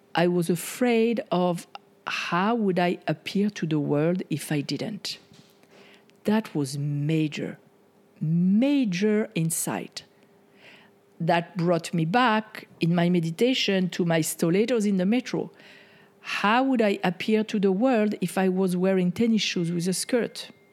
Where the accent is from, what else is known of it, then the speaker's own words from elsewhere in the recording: France; moved away; the way that I was conditioned growing up in France